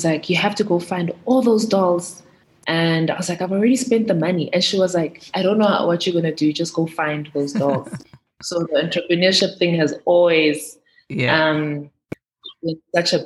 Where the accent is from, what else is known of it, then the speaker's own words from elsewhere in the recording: Johannesburg, Gauteng, South Africa; also born or lived in Sandton; I grew up in Soweto, first 8 years of my life. And then I moved to the Burbs with my mom.